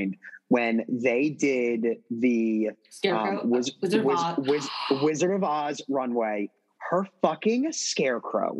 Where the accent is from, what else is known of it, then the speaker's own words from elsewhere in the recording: outside Philadelphia, Pennsylvania, United States; growing up outside Philadelphia, Pennsylvania